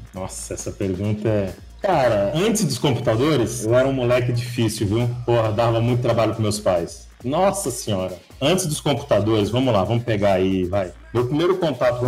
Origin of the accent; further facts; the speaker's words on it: São Paulo, Brazil; also born or lived in Vitória da Conquista, Bahia; eu sou de São Paulo, só que é, eu morei, deixa eu ver, seis anos na Bahia, em Vitória da Conquista